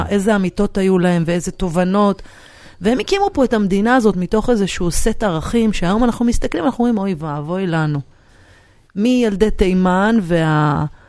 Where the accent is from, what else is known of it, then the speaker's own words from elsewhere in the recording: Jerusalem, Jerusalem District, Israel; moved away; אני גדלתי בקריית היובל, שזאת שכונת פועלים אה, בדרך לעין כרם